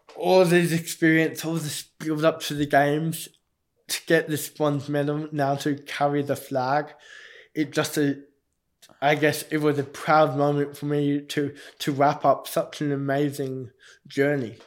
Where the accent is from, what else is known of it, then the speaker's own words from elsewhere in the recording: Australia; I also got the privilege of being the captain of the Australian Paralympic team